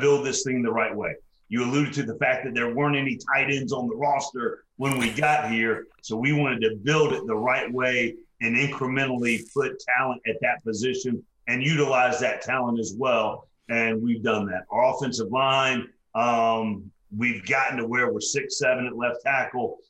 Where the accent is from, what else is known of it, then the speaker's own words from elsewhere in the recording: Atlanta, Georgia, United States; going on to the third year here in my hometown of Atlanta